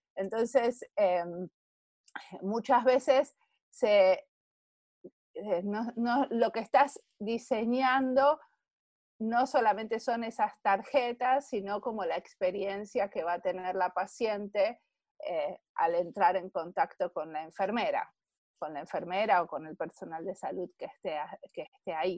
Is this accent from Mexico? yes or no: no; Argentina; moved away as an adult; now in Finland; en Finlandia vivo acá hace 20 años, nací en Argentina. Y en Argentina hace mucho tiempo estudié diseño industrial